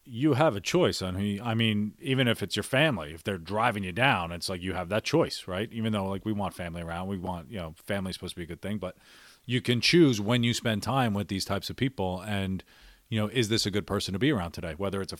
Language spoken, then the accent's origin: English; New York, United States; also born or lived in Philadelphia / Washington, D.C.; Growing up as an Irish guy in New, New York and Philadelphia and D.C., it was.